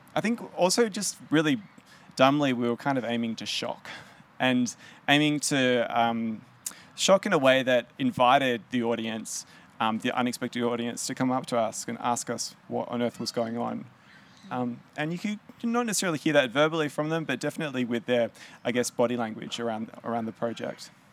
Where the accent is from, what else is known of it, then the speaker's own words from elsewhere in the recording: Melbourne, Victoria, Australia; I grew up here in Melbourne, um, in South Caulfield